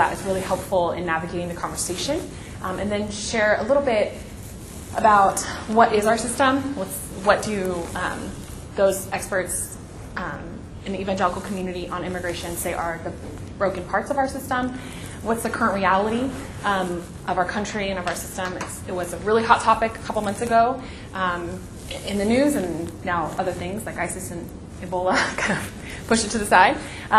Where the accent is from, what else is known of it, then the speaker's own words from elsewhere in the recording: Long Beach, California, United States; I grew up in Long Beach, California, so actually, yes, one of the most diverse cities in the world as well, where every language was spoken, but also very segregated.